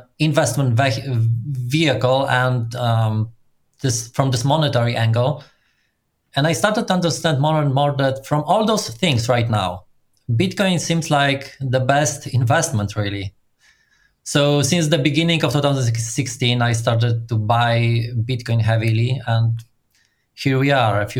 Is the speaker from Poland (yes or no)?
yes; Poland; I'm from Poland and I grew professionally in startup community.